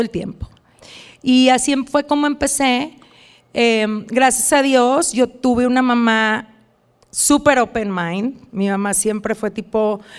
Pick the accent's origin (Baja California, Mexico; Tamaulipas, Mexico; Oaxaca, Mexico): Tamaulipas, Mexico; Reynosa; moved away as an adult; now in Dallas, United States; aunque yo soy de frontera, como tú sabes, soy, nací en Reynosa